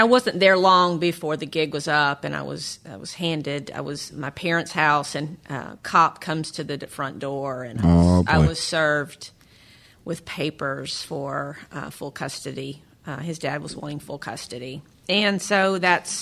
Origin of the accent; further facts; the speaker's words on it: Nashville, Tennessee, United States; moved away as an adult; now in Jacksonville, United States; I'm from Nashville, Tennessee